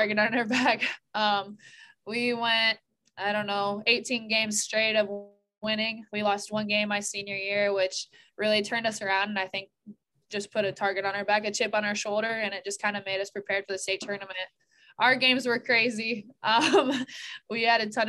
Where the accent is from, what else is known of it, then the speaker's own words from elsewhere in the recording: Des Moines, Iowa, United States; I'm from Des Moines